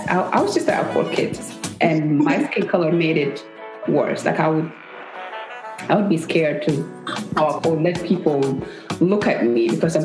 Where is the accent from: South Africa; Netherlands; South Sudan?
South Sudan; now in United States; I'm from South Sudan.